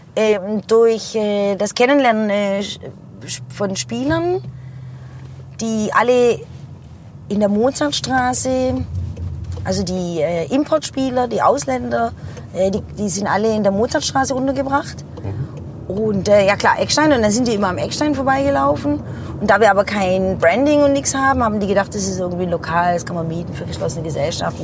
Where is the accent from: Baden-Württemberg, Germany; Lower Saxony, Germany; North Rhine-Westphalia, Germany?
Baden-Württemberg, Germany; Heilbronn; in die Frankfurter Straße, wo ich aufgewachsen bin